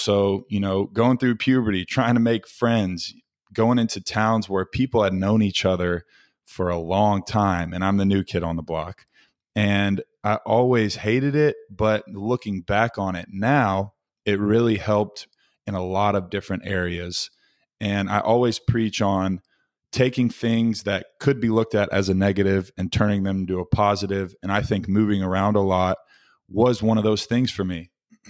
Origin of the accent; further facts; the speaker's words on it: Little Rock, Arkansas, United States; born there; ended up back where I was born in Little Rock, Arkansas, and am now working for a medical device sales company called Arthrex.